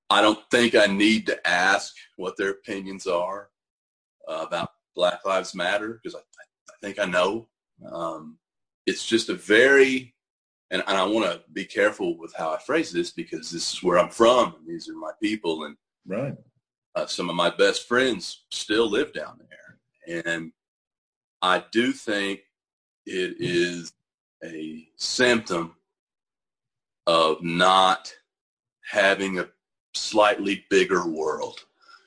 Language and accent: English; Seminole County, Eastern Oklahoma, United States; moved away; I grew up in Eastern Oklahoma. Seminole County.